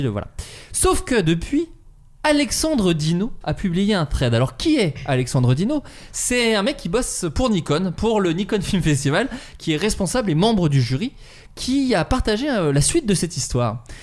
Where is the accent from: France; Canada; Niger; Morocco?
France; Autun, Bourgogne-Franche-Comté; now in Paris, France; Autun, qui est la ville dans laquelle j'ai grandi